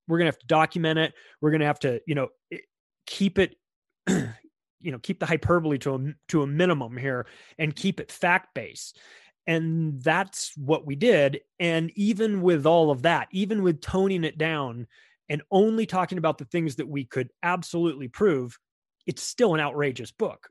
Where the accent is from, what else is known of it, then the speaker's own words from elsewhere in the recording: United States; an American who who lives in America and has my whole life